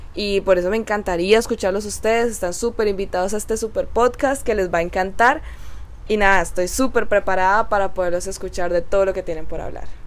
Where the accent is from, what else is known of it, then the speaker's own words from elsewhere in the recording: Cali, Valle del Cauca, Colombia; soy colombiana, caleña de corazón